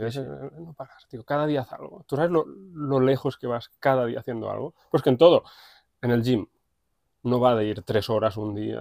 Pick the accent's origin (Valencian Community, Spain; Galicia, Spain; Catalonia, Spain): Catalonia, Spain; Matadepera; nací aquí en Mata de Pera, fui al colegio, instituto